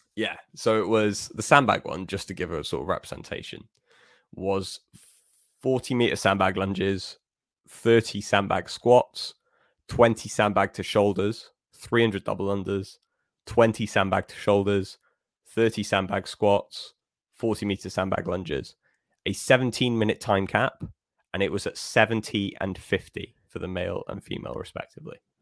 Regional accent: Wales, United Kingdom; as a Welshman myself

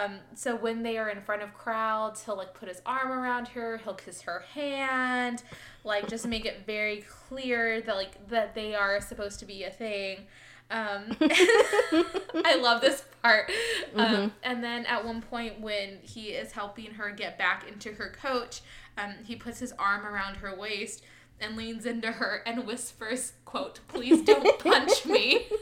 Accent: Midwest, United States; accent: Midwest; I was with family in the Midwest this weekend, and my Midwest accent came out.

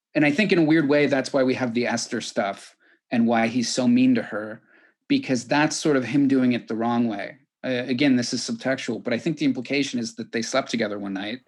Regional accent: California, United States; as a Californian

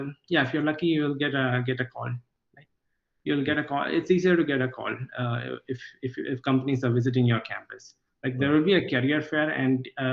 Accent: Kollam, Kerala, India; So I'm originally from Kollam in Kerala, which is just next to Trivandrum. But I did most of my schooling outside of Kerala because my father was in the central government. So I moved around a lot in the country.

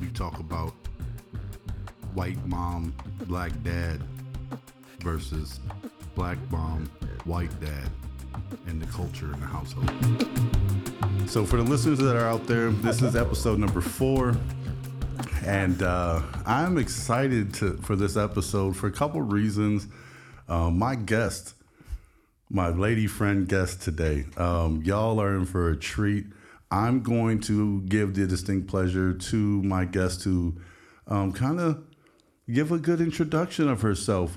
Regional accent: Midwest, United States; growing up in the Midwest

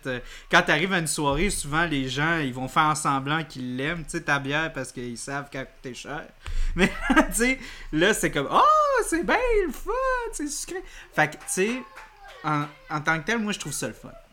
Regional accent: Montreal, Quebec, Canada; en tant que Montréalais

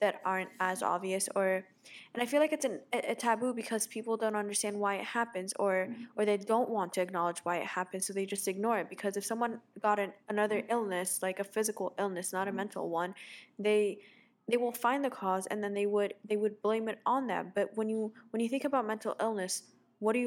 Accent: Egypt; I'm from Egypt

